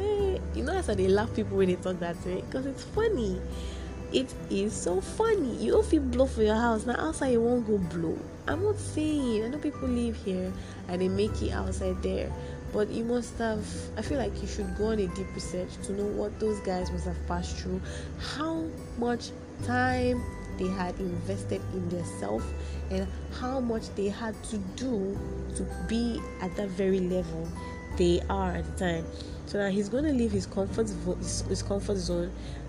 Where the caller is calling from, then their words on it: Nigeria; I'm not talking from any other place. I'm speaking from Nigeria here with you that is listening